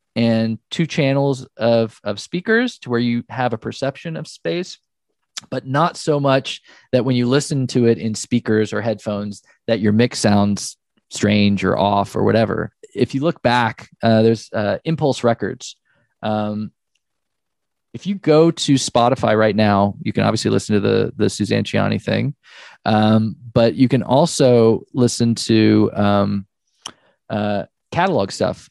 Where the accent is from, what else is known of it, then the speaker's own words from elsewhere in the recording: Oklahoma, United States; I was born in Oklahoma